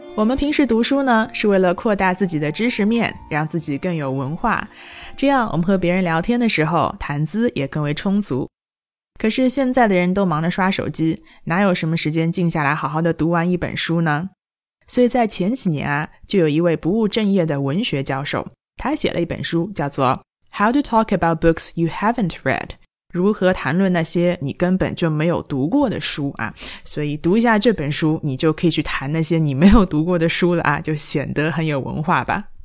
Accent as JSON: {"language": "Chinese", "country": "China", "said": "我们中国人"}